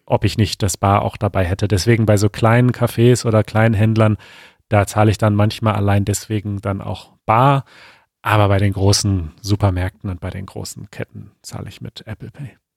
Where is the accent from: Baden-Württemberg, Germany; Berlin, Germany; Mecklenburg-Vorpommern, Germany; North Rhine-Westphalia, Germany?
North Rhine-Westphalia, Germany; moved away; In NRW zum Beispiel, in meiner Heimat